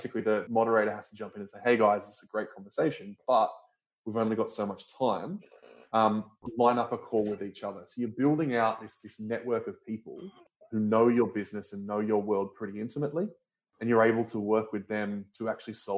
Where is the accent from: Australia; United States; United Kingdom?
Australia; I'm originally an Australian